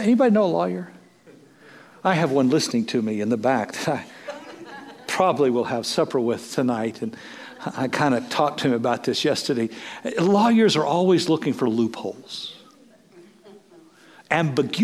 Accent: Moline, Kansas, United States; now in Hutchinson, United States; friends I grew up with in Moline, Kansas

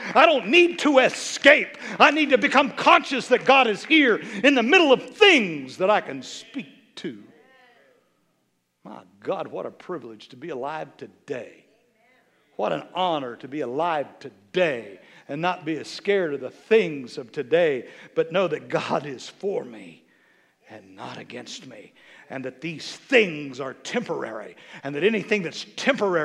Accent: Kansas, United States; I'm from Kansas

